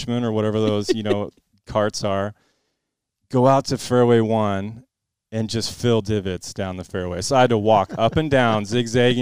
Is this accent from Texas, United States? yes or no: no; West Linn, Oregon, United States; also born or lived in Bellevue, Washington; my family, we moved down to Westland when I was in second grade